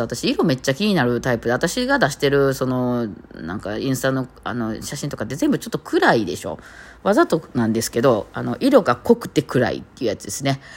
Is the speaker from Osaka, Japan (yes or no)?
yes; Osaka, Japan; accent: Osaka-ben; 大阪弁になって大体なんかちょっとおかしくなる